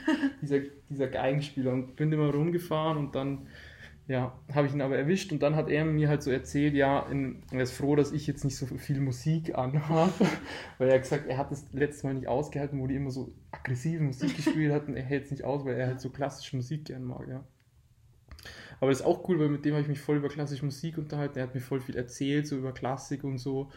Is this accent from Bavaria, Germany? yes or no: yes; Deggendorf, Bavaria, Germany; wir kommen aus Deckendorf